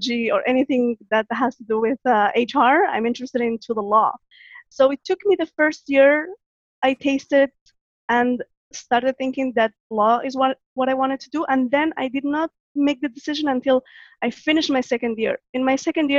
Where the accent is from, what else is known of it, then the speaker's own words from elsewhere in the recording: Catalonia, Spain; English is a second language; moved away as an adult; also born or lived in Morocco / France; now in Canada; I was born in Morocco, and when I was 6 years old, we moved to Spain